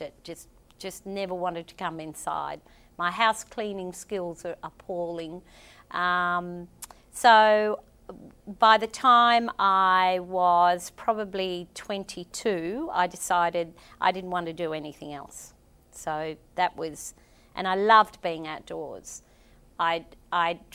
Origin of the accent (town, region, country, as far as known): northern Queensland, Australia; born or raised there; also born or lived in Lae, Papua New Guinea